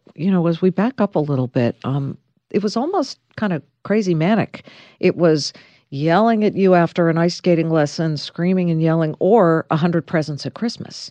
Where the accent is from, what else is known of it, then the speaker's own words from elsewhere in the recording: Beverly Hills, California, United States; downtown Beverly Hills, my hometown